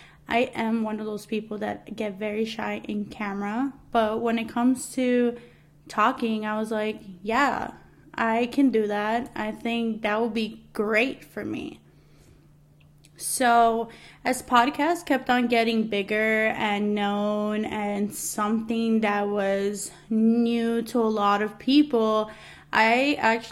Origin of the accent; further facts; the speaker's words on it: New York City, New York, United States; moved away as an adult; now in New Jersey, United States; I am a Latina that was born and raised in Queens, New York. I am now living in New Jersey